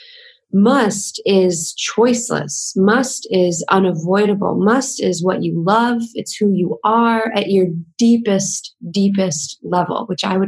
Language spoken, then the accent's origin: English; the southern United States, United States; I grew up in the southern part of the United States, which is very conservative and traditional.